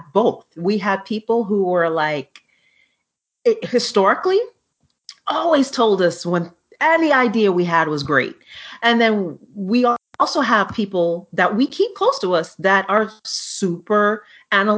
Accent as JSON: {"language": "English", "town": "New York City", "region": "New York", "country": "United States", "said": "we're from New York City"}